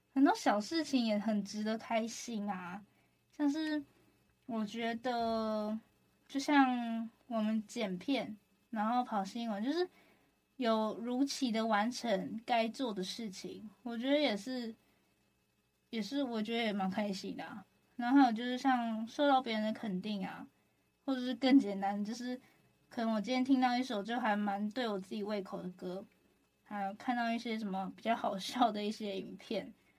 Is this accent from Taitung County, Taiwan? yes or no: no; Taoyuan, Taiwan; 我桃园人啊